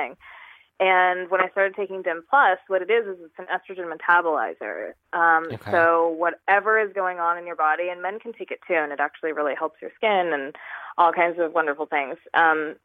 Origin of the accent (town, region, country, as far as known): New York, United States; moved away as an adult; also born or lived in California